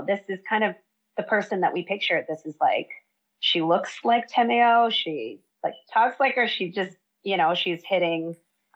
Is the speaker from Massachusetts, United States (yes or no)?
yes; Massachusetts, United States; moved away as an adult; now in Hawaii, United States; So I grew up in Massachusetts, studied theater my whole life